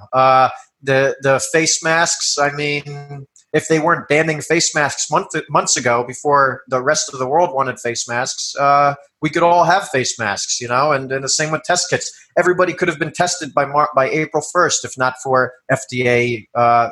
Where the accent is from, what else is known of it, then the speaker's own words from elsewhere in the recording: New York, United States; moved away; I'm from New York originally